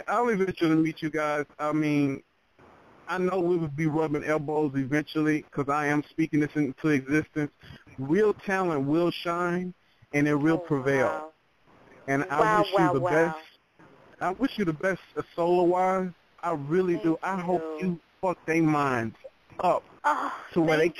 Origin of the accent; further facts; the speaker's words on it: Texas, United States; accent: Southern; Yeah, I'm Southern, I'm from Texas